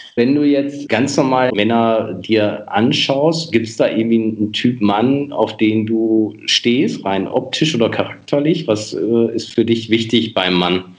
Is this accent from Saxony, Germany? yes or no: no; Münsterland, North Rhine-Westphalia, Germany; Ich komme gebürtig aus dem Münsterland